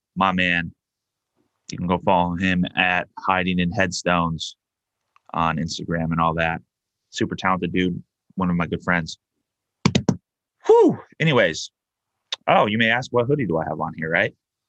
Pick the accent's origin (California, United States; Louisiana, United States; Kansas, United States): California, United States; San Diego; now in Buffalo, United States; Obviously, I moved to Buffalo from San Diego.